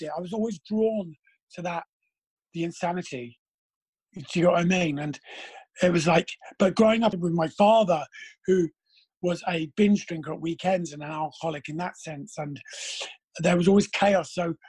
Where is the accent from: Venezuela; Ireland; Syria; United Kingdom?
United Kingdom; London; we grew up in Battersea